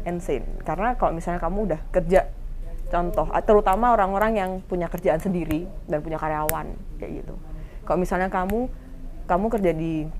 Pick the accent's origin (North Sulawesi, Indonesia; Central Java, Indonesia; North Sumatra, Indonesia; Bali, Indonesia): Central Java, Indonesia; Semarang; moved away as an adult; also born or lived in Surabaya; saya kan dari Semarang terus pindah ke Surabaya masuk kuliahan